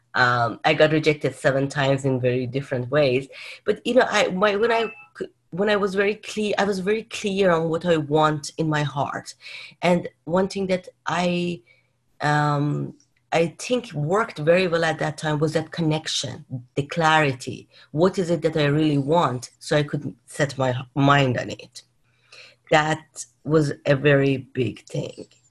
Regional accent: Tehran, Tehran Province, Iran; now in California, United States; I was born in Iran, in Tehran

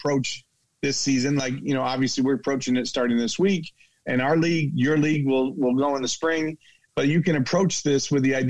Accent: upstate New York, United States; moved away; I'm from New York. We both grew up in those states where it's very, very cold

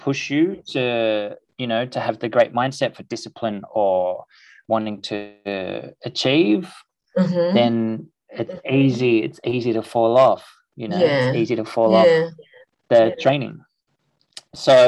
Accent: Sydney, New South Wales, Australia; also born or lived in Byron Bay; So I grew up in Paddington in Sydney.

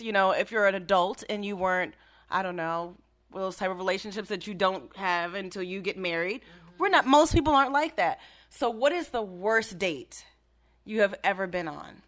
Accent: Maryland, United States; moved away; I'm from Maryland, for those who don't know that I'm from Maryland

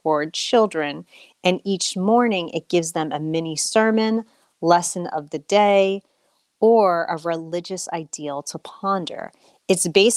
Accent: United States; also born or lived in Australia

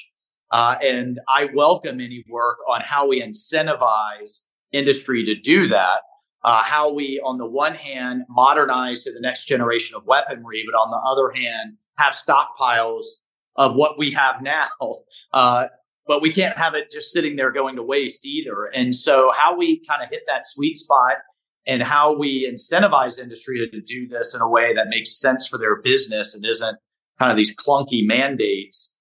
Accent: Florida, United States; I'm from Florida

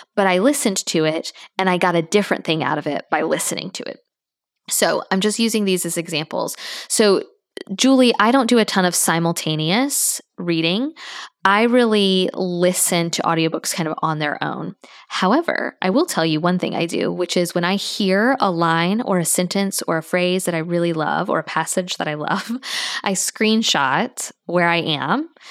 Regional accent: Tallahassee, Florida, United States; I'm from there.

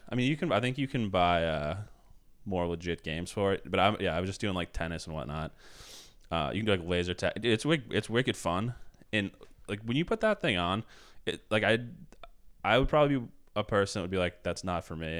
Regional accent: Billerica, Massachusetts, United States; also born or lived in South Boston; my parents just came to see me the first time in my hometown. I had a show in Billerica

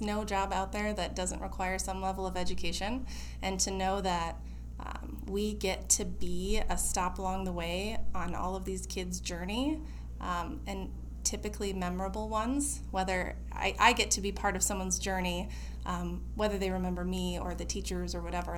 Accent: Harlan, Iowa, United States; moved away as an adult; also born or lived in California; now in Des Moines, United States; I was from Harlan, Iowa, super small town.

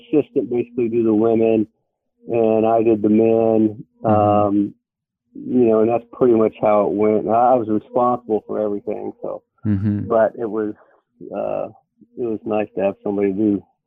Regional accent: Florida, United States; moved away; also born or lived in North Carolina / Virginia / Pennsylvania; I grew up in Florida

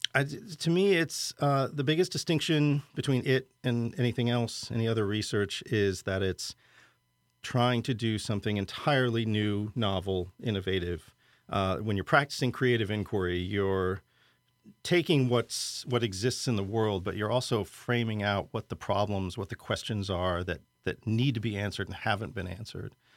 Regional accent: Lincoln, Nebraska, United States; moved away as an adult; also born or lived in St. Louis / New York City; finally left my hometown of Lincoln, Nebraska, which was a good thing, but, you know, no problems growing up there

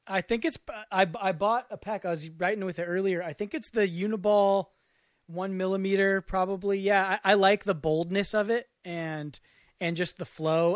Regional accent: West Marin County, California, United States; I'm from Mar-, West Marin County

